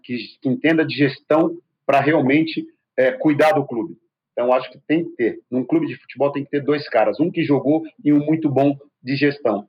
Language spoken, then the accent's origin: Portuguese; Brazil; also born or lived in Spain; nós somos brasileiros